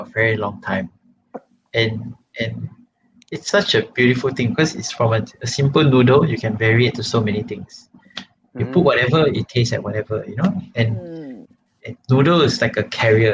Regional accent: Malaysia; as a Malaysian

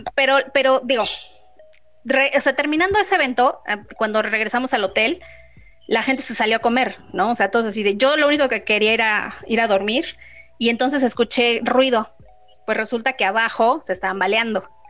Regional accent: Mexico; yo soy de México

